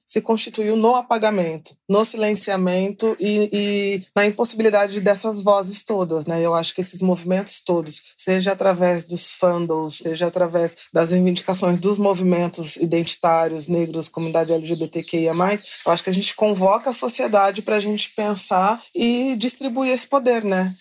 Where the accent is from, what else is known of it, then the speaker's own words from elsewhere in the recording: São Paulo, Brazil; eu sou da periferia de São Paulo